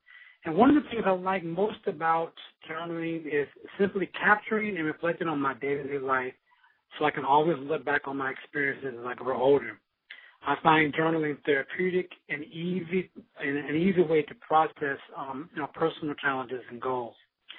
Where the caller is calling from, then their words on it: Sacramento, California, United States; I'm calling from Sacramento, California.